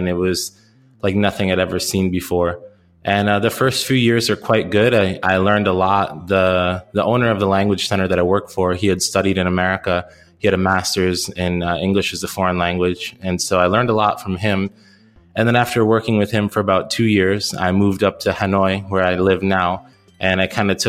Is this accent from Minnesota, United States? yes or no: no; Michigan, United States; moved away as an adult; also born or lived in Seattle, United States; now in Da Nang, Vietnam; Born and raised in Michigan in the United States